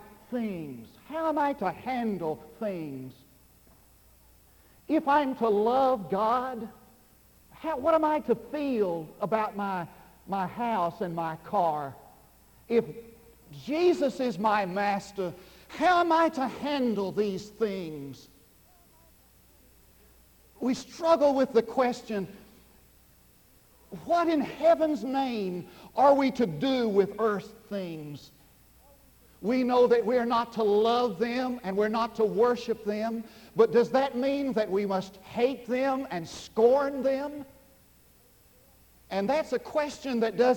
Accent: Munday, Texas, United States; now in Durant, United States; I went back to my hometown

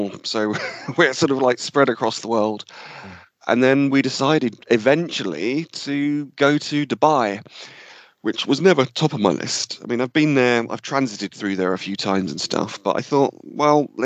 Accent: a village just outside Cambridgeshire, East of England, United Kingdom; we all grew up in the same village, just outside Cambridgeshire

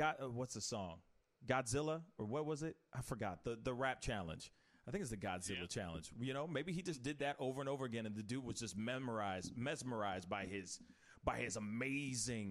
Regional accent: St. Louis, Missouri, United States; We're from the Loop, and we're proud.

